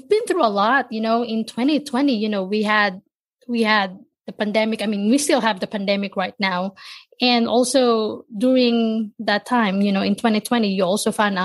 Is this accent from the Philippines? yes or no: yes; Manila, Metro Manila, Philippines; now in United States; I was born and raised in Manila, Philippines, moved to the States